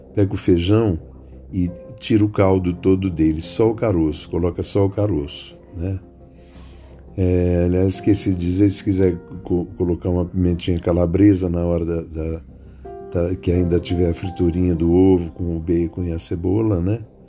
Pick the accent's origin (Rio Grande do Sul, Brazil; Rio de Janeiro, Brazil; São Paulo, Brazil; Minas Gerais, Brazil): São Paulo, Brazil; also born or lived in Rio Claro / Campinas; eu nasci em Rio Claro, em 1948 tal, a gente tinha muito dinheiro, depois perdeu, fomos para Campinas, ficamos uns anos em Campinas, aí viemos para São Paulo tentar a vida